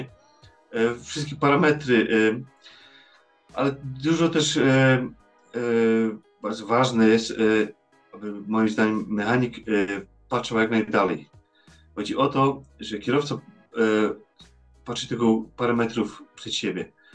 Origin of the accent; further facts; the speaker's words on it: Poland; now in Netherlands; ja jestem Polakiem